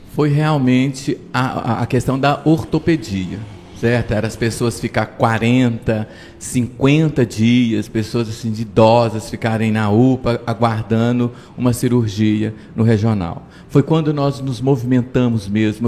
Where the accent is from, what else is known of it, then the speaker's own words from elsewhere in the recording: Patos de Minas, Minas Gerais, Brazil; Curraleiro, que é onde eu nasci